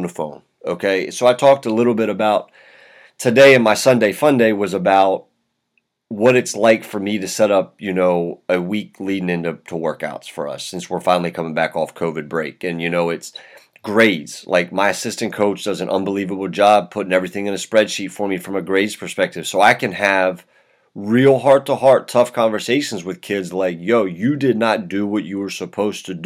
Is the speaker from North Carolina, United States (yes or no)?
no; Hagerstown, Maryland, United States; I was from Hagerstown